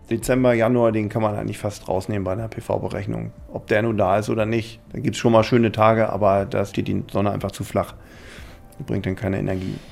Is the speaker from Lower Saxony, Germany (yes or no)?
yes; Lüchow, Lower Saxony, Germany; born or raised there